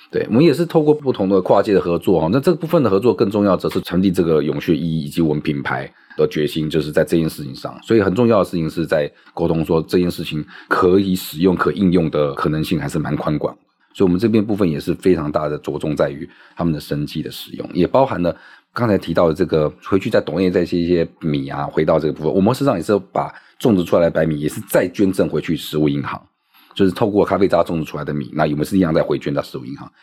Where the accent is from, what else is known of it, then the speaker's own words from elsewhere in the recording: Taiwan; 身为台湾人